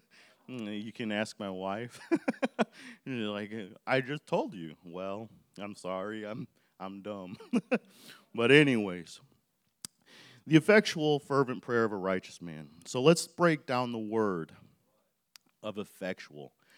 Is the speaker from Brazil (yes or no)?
no; Chicago Heights, Illinois, United States; I was living, grew up in South Side of Chicago, in Chicago Heights